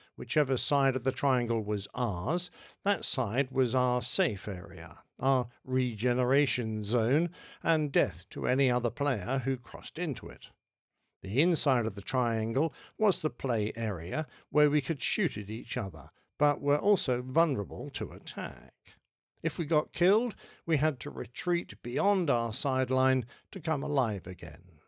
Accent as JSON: {"language": "English", "country": "United Kingdom", "accent": "pommy", "said": "for being British, for having a funny pommy accent"}